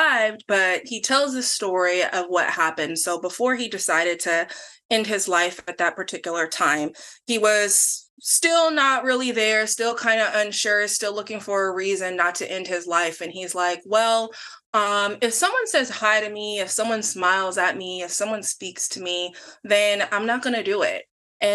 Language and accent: English; Tacoma, Washington, United States; So I am born and raised in Washington. I was born in Tacoma at Mary Bridge Hospital